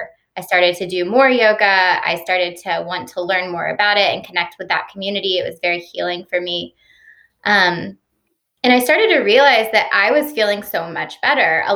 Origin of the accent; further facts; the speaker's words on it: Stone Mountain, Georgia, United States; also born or lived in Austin, Texas; I grew up in Stone Mountain, Georgia. So I'm a Georgia native